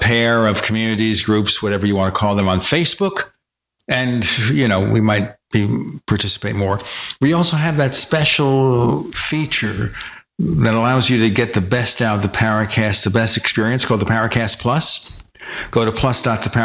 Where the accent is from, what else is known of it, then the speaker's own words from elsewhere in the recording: New York City, New York, United States; now in Phoenix, United States; I'm from Brooklyn, New York, and I live in the Phoenix metro area